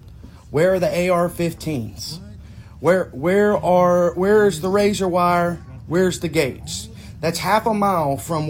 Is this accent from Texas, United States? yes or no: yes; Texas, United States; I'm from Texas.